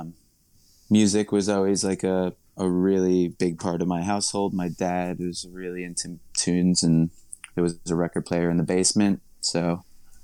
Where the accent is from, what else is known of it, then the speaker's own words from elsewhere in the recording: Nassau County, Long Island, New York, United States; moved away as an adult; now in Brooklyn, United States; I live in Brooklyn for a while now, about 20 miles away from where I grew up on Long Island